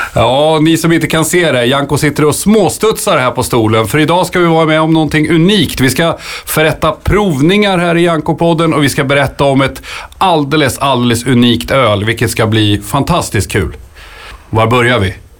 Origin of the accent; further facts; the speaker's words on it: Nyköping, Södermanland, Sweden; jag kommer från Nyköping